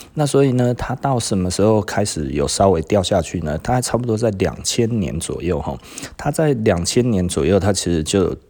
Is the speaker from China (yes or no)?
no; Taiwan; 这个跟我们台湾人讲流行是一样的意思啦